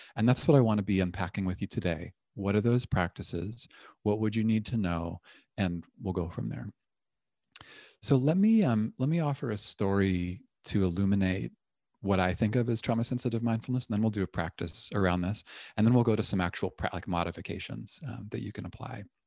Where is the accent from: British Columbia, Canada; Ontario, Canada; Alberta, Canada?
Ontario, Canada; Toronto; now in Berkeley, United States; I'm originally from Toronto